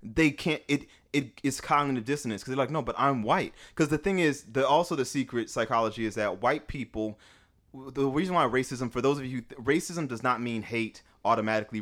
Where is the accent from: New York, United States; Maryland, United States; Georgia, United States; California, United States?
California, United States; the Bay Area; I'm from California